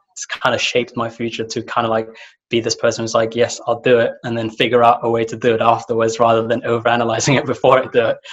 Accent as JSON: {"language": "English", "country": "Somalia", "moved": "yes", "said": "I come from Somalia"}